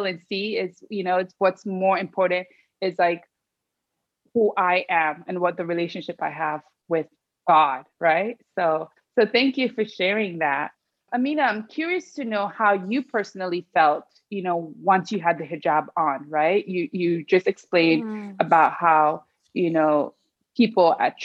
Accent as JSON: {"language": "English", "country": "Sierra Leone", "said": "I'm from Sierra Leone"}